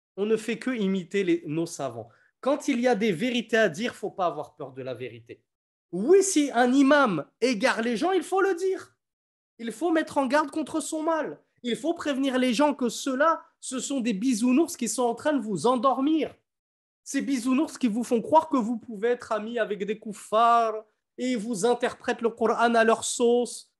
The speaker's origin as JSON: {"language": "French", "country": "France", "tie": "born or raised there", "moved": "yes", "said": "quand j'étais petit, en France, je croisais des églises, des cathédrales"}